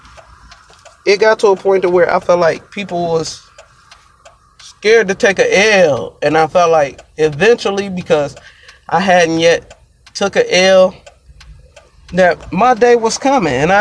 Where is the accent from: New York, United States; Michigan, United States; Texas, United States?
Michigan, United States; Detroit; I'm from Michigan. Kind of like the Metro Detroit area